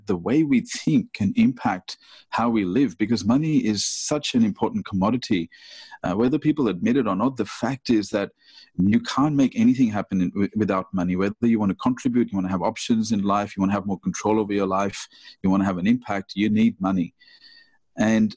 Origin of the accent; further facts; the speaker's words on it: India; moved away; I was born in India